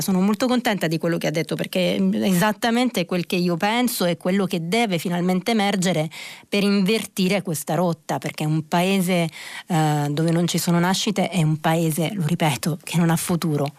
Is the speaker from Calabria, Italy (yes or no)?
yes; Reggio Calabria, Calabria, Italy; io sono calabrese